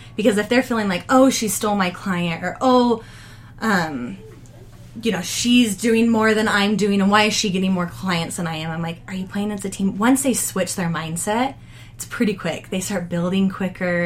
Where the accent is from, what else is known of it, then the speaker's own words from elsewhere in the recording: United States; moved away as an adult; we're from Davis County